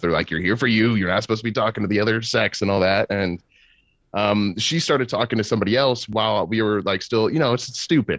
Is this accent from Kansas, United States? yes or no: yes; Kansas, United States; I'm from Kansas City, uh, Kansas City, Kansas